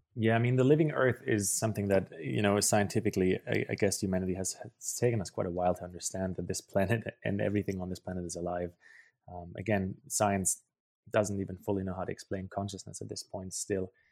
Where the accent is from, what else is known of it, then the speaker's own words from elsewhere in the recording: Germany; English is a second language; moved away; also born or lived in Paraguay; I grew up in Germany, which you, you might be able to hear based on my accent